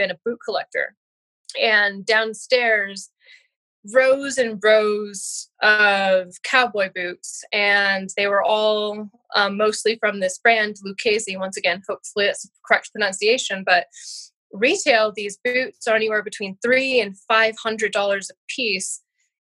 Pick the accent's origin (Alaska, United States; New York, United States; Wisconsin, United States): Alaska, United States; I was born and raised in Alaska